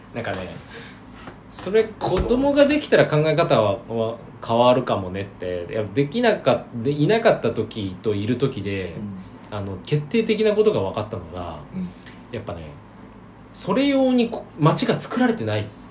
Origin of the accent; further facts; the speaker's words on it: Niigata, Japan; moved away; 新潟に帰ってまでフルリモートをやるようななんかバリバリチャキチャキ系の企業に勤めたくない